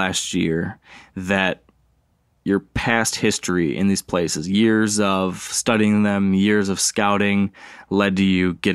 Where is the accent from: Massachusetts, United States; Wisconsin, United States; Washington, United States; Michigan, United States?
Michigan, United States; Here in my home state.